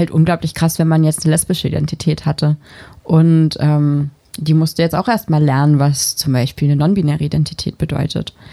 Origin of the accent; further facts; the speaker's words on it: North Germany, Germany; ich bin in Norddeutschland auf dem Land aufgewachsen